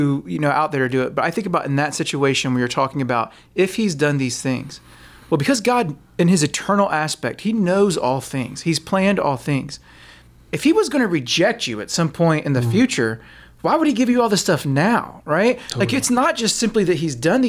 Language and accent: English; Texas, United States; I'm a Texan